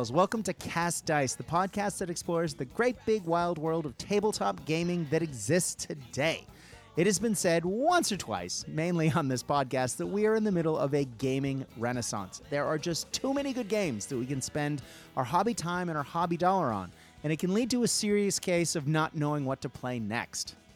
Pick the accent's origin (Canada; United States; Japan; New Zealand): Japan; When I grew up in Japan, in grade three, I believe, I was like 10 years old.